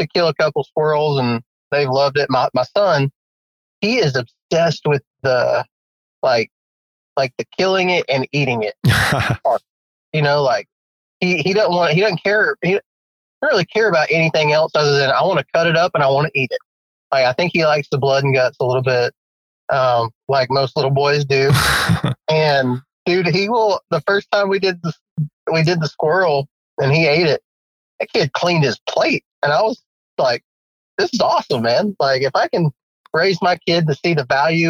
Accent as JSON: {"language": "English", "region": "West Texas", "country": "United States", "tie": "born or raised there", "also_born_or_lived": "Georgia", "moved": "as an adult", "lives_now": "Alabama, United States", "said": "born and raised in West Texas. When I graduated high school, I moved out to Alabama"}